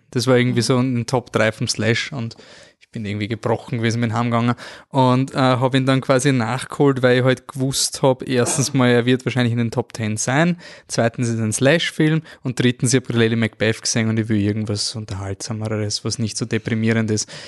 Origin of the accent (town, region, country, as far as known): Austria